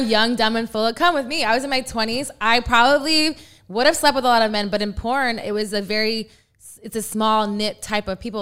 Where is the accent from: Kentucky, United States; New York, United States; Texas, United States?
Texas, United States; San Antonio; I am from the San Antonio area